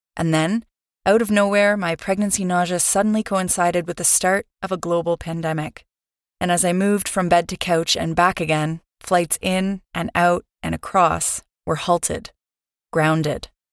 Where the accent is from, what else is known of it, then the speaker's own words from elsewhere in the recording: Canada; moved away; also born or lived in Europe / Vancouver, Canada; I'm Canadian